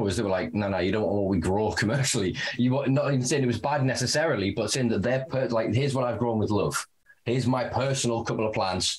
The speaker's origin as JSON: {"language": "English", "country": "United Kingdom", "said": "me being a Brit"}